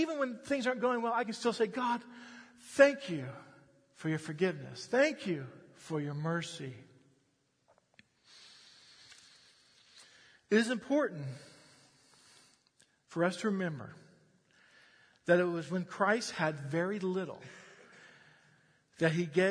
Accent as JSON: {"language": "English", "country": "United States", "said": "I'm an American"}